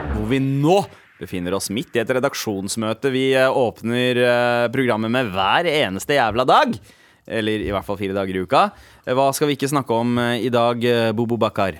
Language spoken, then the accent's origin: Norwegian; Norway; Vi som nordmenn